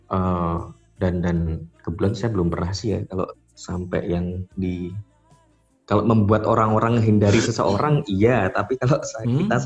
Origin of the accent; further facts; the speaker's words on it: West Java, Indonesia; accent: Bekasi; aku pakai logat uh, Bekasi gitu kan ya